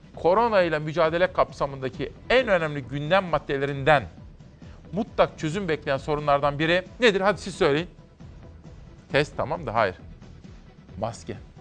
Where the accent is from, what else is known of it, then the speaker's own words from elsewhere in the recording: Simav, Kütahya, Turkey; ben Simavlıyım